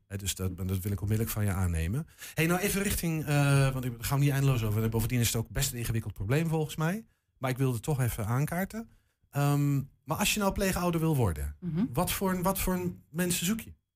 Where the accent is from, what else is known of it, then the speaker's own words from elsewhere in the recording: Netherlands; We zijn Hollanders